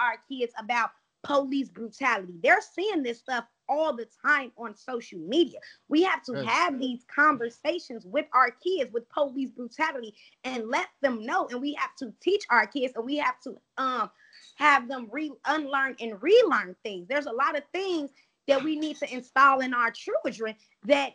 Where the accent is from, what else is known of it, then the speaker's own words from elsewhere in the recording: Chicago, Illinois, United States; moved away as an adult; now in California, United States; I am from Chicago, Illinois, the east side of Chicago